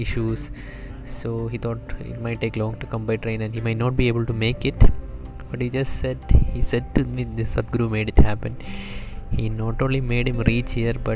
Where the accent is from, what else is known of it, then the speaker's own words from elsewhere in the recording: Bangladesh; I'm from Bangladesh.